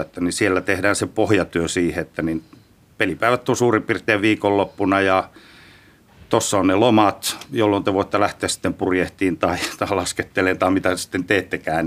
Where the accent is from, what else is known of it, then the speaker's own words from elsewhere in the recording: Rovaniemi, Lapland, Finland; moved away; Lapista Rovaniemeltä, Rovaniemeltä 70-luvulta jopa 60-luvun puolella on varmaan isäukko vienyt eka kertaa kentille, hiekkakentille.